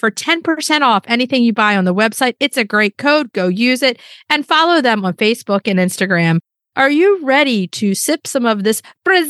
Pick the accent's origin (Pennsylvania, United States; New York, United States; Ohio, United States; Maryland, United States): Maryland, United States; Baltimore; they met in Baltimore, which everybody knows that's where we're from, born and bred in Baltimore.